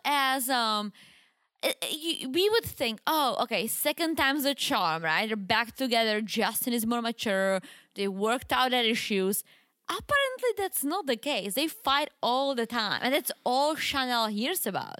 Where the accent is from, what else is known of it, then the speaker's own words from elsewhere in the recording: Wrocław, Lower Silesian Voivodeship, Poland; moved away; You remember the mall in my hometown? It's called